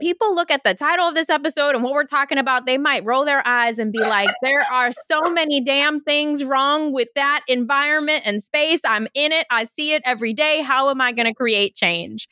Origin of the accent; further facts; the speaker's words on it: New York City, New York, United States; I grew up in Brooklyn too. I'm an eighties baby, so I grew up in Brooklyn during the nineties